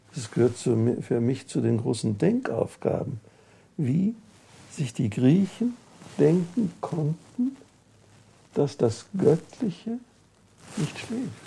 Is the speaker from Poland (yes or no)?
yes; Wrocław, Lower Silesian Voivodeship, Poland; moved away; Ich bin im Breslauer, in Breslau aufgewachsen.